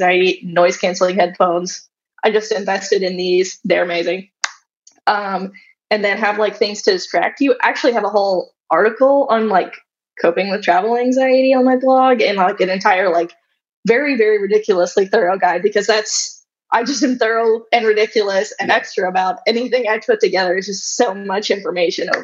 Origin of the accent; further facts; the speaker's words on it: Arkansas, United States; I grew up in Arkansas, so we drove down from Arkansas to New Orleans